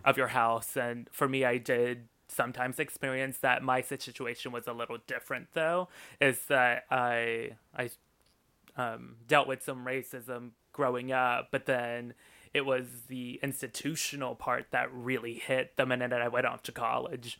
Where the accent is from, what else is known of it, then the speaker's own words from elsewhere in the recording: Austin, Texas, United States; also born or lived in Mexico; I grew up in Austin, and Austin compared to the rest of Texas is completely different